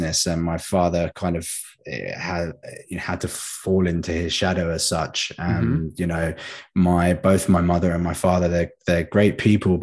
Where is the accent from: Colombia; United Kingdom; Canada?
United Kingdom; St Albans, East of England; I grew up in a place called St. Albans, which is about 10 minutes down the road from London